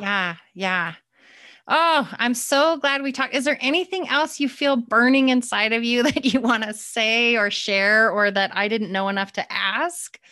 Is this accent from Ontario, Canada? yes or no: no; Calgary, Alberta, Canada; moved away; I'm from Calgary